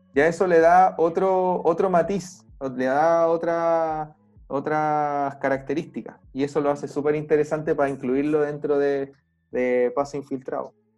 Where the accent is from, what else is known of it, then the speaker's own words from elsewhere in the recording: Chile; acá en Chile